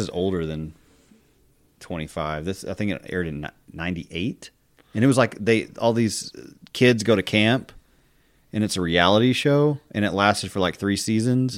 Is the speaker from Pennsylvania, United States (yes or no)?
no; Texas Panhandle, United States; I'm from the Panhandle, that's home.